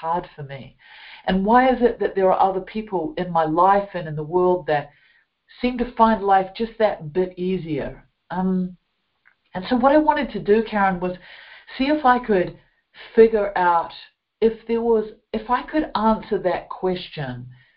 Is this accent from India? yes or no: no; New Zealand; as you can hear from my accent, I grew up in a beautiful country of New Zealand